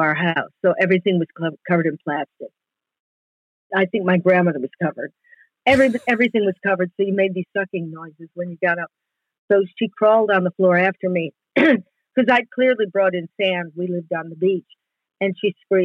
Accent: Evanston, Illinois, United States; moved away as an adult; I came from Evanston

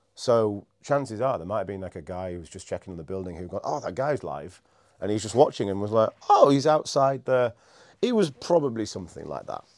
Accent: Scarborough, Yorkshire and the Humber, United Kingdom; moved away as an adult; also born or lived in Edinburgh / London / Cardiff; now in York, United Kingdom; I grew up in Scarborough, which is a little coastal place not far from here.

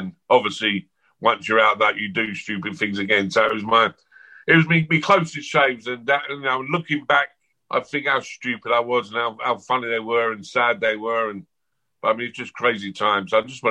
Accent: London, United Kingdom; born there; Autobiography, I was born in South London in 1968 and blah, blah, blah.

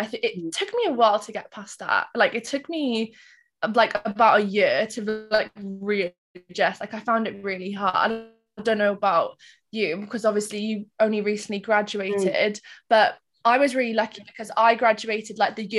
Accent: Cardiff, Wales, United Kingdom; also born or lived in Reading; I'm 24 and I'm from Cardiff.

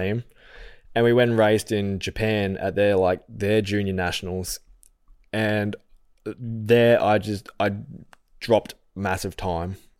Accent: Falconbridge, New South Wales, Australia; also born or lived in Penrith; I lived out at Falconbridge. So if anyone listening knows the Blue Mountains, it's near Springwood High School.

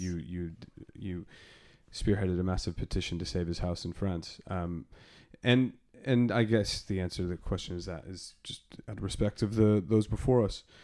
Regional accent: Arizona, United States; moved away as an adult; now in London, United Kingdom; I had seen some pretty deep reggae gigs growing up in Arizona

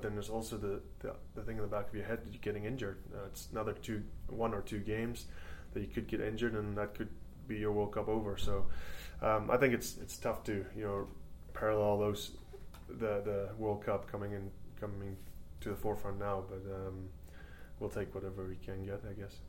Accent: South Africa; also born or lived in Canada; now in Scotland; I'm South African born

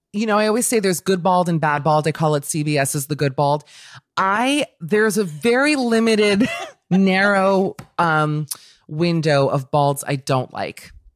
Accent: Miami, Florida, United States; when I was growing up in Miami

